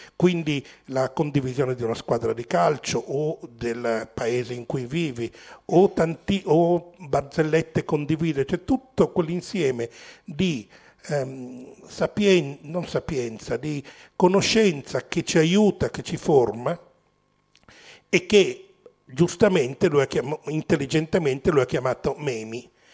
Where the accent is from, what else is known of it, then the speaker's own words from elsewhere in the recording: Milan, Lombardy, Italy; nato e cresciuto a Milano